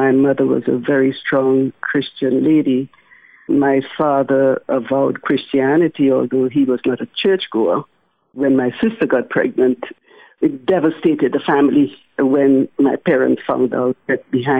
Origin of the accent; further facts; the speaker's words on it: Trinidad & Tobago; moved away; also born or lived in Naples, Florida; Trinidad is shut down right now, unfortunately, because of the pandemic. So I have not visited my home country in well over a year